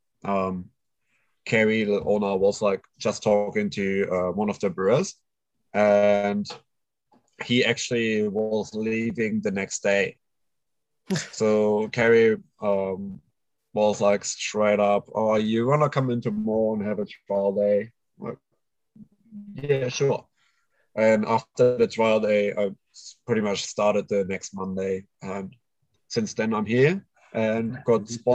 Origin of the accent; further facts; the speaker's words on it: Düsseldorf, North Rhine-Westphalia, Germany; English is a second language; moved away as an adult; now in Australia; I'm born and raised in Germany